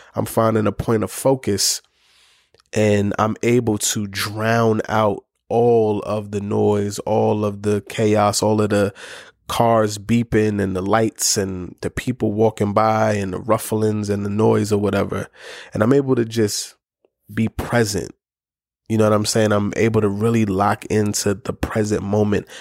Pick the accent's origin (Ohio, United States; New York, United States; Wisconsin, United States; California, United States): New York, United States; New York City; I'm a kid from the Bronx